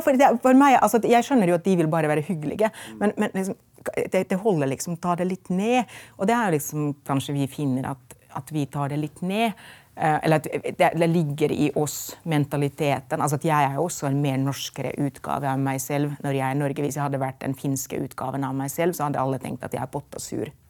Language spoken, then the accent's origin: Norwegian; Finland; Norwegian is a second language; moved away as an adult; also born or lived in Lillehammer, Norway; now in Norway; vi i Finland